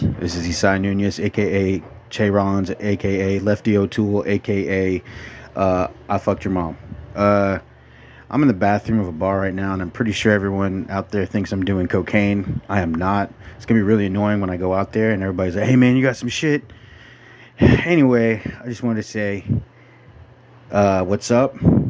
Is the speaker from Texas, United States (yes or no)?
yes; Texas, United States; I'm from Texas.